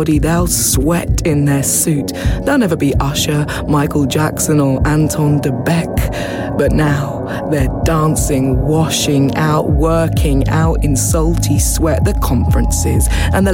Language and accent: English; Watford, East of England, United Kingdom; now in Birmingham, United Kingdom; I grew up in Watford